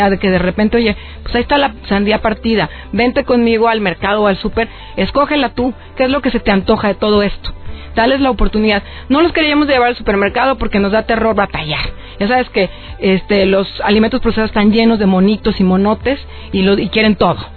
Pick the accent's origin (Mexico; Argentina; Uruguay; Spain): Mexico; Acapulco, Guerrero; Yo crecí en Acapulco. Entonces yo en las, me escapaba, era una rebelde, a la, a la azotea de la escuela y a mangos verdes, allá comemos mango verde.